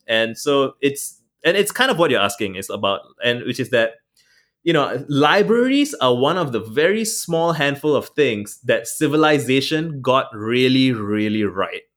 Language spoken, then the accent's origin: English; Singapore; I'm Singaporean